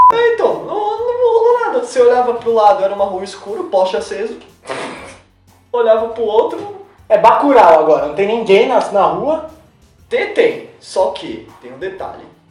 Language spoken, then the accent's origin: Portuguese; São Paulo, Brazil; Só eu e meus primos somos daqui de São Paulo